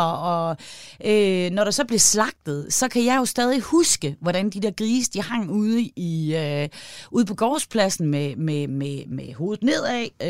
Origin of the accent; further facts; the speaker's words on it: Aalborg, North Denmark Region, Denmark; Jeg er fra Aalborg i Nordjylland